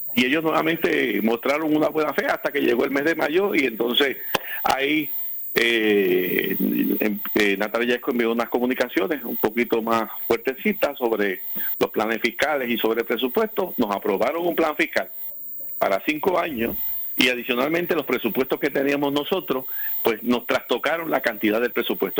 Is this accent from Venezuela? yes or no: no; Puerto Rico; de los ciudadanos americanos que vivimos en Puerto Rico